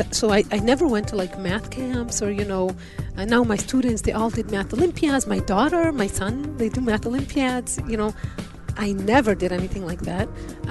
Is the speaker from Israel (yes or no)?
yes; Israel; moved away; I grew up in Israel.